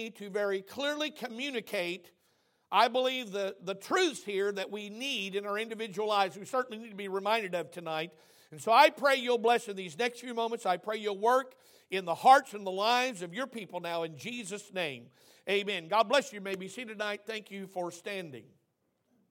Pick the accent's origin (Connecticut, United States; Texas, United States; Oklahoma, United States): Oklahoma, United States; I'm from Oklahoma